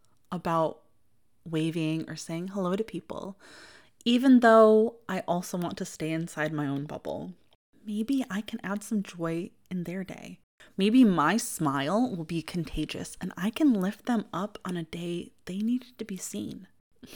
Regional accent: Midwest, United States; accent: Midwestern; you can probably hear very clearly that I am from the Midwest, even though I try very intentionally to neutralize my Midwestern accent as much as possible.

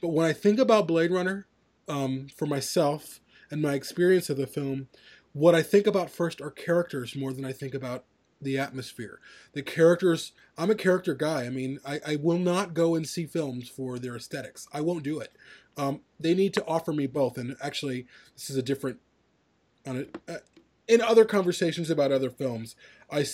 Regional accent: Chicago, Illinois, United States; I grew up in this big city

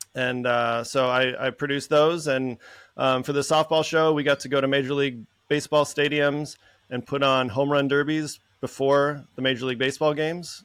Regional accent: Minnesota, United States; moved away as an adult; also born or lived in San Francisco; growing up in Minnesota

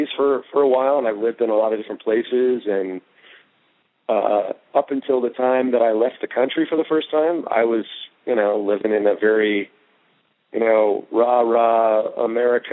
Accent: Miami, Florida, United States; I grew up in Miami.

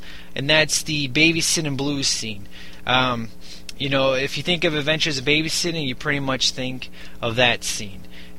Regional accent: Chicago, Illinois, United States; Now, I'm from Chicago. I'm from the south side of Chicago, so I know how things are and are not

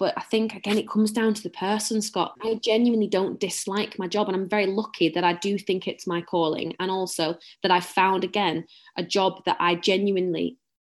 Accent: Bolton, North West England, United Kingdom; accent: Bolton, very northern; I'm very, very northern. Very northern

